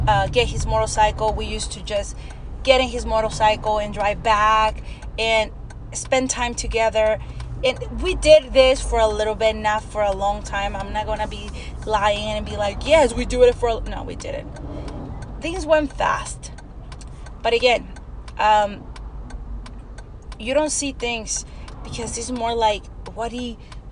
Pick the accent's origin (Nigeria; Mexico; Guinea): Mexico; first language Spanish; English is a second language; moved away; My first language is Spanish. I grew up in Mexico